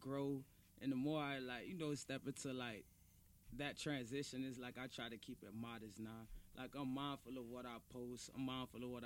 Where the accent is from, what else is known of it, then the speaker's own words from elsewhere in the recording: Fort Lauderdale, Florida, United States; I grew up in Franklin Park, dog. I went to Martin Luther King Elementary, bro. I went to William Dandy. I went to Dillard High School